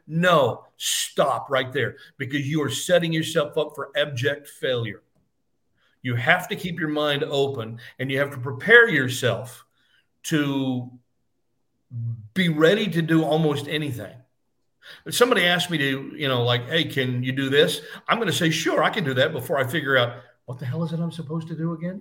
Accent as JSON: {"language": "English", "town": "Fort Worth", "region": "Texas", "country": "United States", "tie": "born or raised there", "moved": "as an adult", "said": "local uh, newspaper where I grew up in Fort Worth, Texas"}